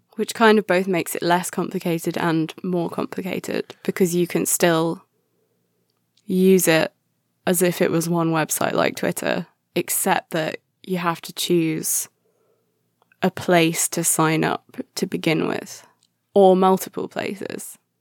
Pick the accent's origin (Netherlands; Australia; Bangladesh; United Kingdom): United Kingdom; England; I'm too English